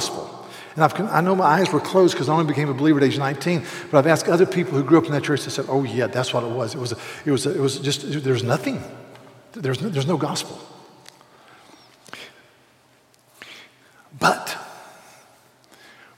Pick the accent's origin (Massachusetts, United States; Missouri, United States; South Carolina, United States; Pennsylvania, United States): South Carolina, United States; Charleston; I'm from Charleston, South Carolina